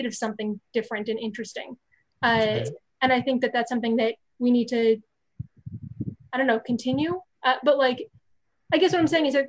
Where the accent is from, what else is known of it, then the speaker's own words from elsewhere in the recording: New York City, New York, United States; I grew up in New York City